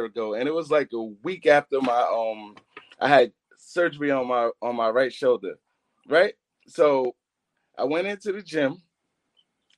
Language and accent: English; New York City, New York, United States; I am Brooklyn. I'm not just from Brooklyn. I am Brooklyn